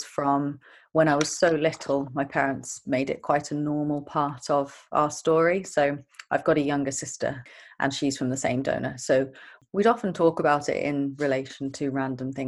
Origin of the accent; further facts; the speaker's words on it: Brighton, South East England, United Kingdom; I was brought up in Brighton